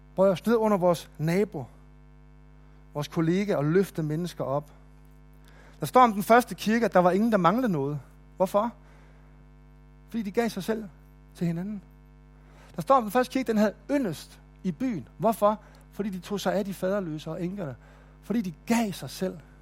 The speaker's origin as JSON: {"language": "Danish", "town": "Nykøbing Mors", "region": "North Denmark Region", "country": "Denmark", "tie": "born or raised there", "moved": "yes", "lives_now": "Kolding, Denmark", "said": "i Nykøbing Mors, hvor jeg voksede op"}